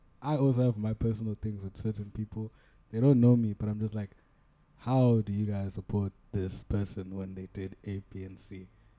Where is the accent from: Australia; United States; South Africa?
South Africa; Durban, KwaZulu-Natal; growing up in Durban